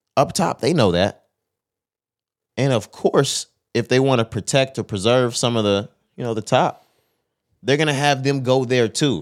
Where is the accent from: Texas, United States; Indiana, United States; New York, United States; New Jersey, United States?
Texas, United States; we're from Texas